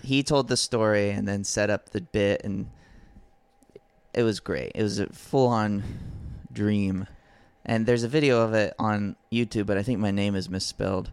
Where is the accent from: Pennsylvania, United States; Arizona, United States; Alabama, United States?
Alabama, United States; I grew up in Alabama